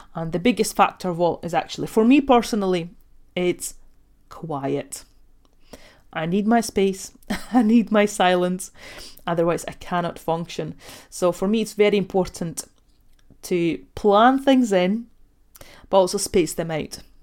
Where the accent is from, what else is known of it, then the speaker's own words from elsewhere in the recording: Ogre, Latvia; moved away; I actually grew up in Latvia, so I was born and raised in Russian family